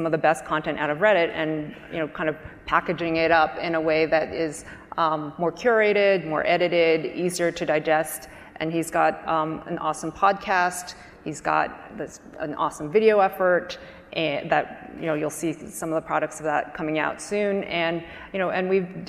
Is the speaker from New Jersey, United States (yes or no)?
yes; New Jersey, United States; I was raised in New Jersey in a small town